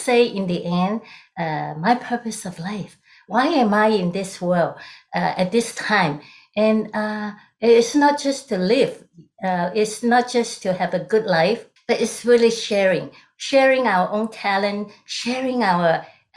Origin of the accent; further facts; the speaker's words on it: Hong Kong; moved away as an adult; now in United States; I'm originally from Hong Kong during the British colony era